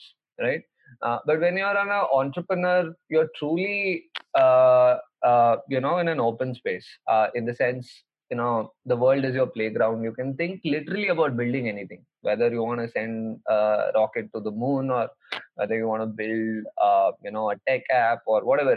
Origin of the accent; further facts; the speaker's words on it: Kolar, Karnataka, India; moved away; in my hometown in Kolar